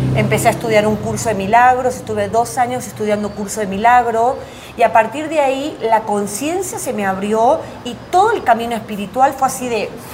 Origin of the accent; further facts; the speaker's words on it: Tucumán, Argentina; moved away as an adult; also born or lived in Buenos Aires / Veracruz, Mexico; now in Mexico City, Mexico; yo nací en Buenos Aires y viví en el norte, que es la provincia de Tucumán